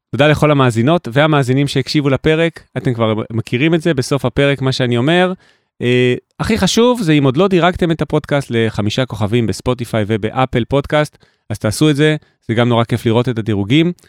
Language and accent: Hebrew; Jerusalem, Jerusalem District, Israel; moved away; ירושלים, כי גדלתי בה בלי טלפון נייד